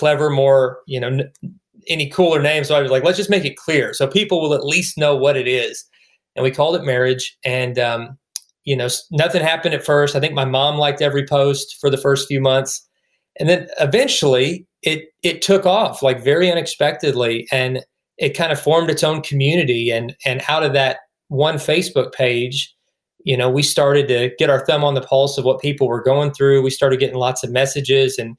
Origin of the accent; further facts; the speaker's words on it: Kentucky, United States; also born or lived in Indiana; now in Georgia, United States; I got to Kentucky in third grade and just stayed. So it definitely feels like home for me